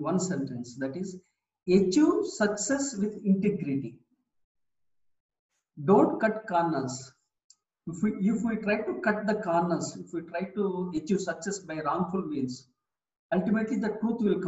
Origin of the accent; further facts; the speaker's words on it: India; I am from India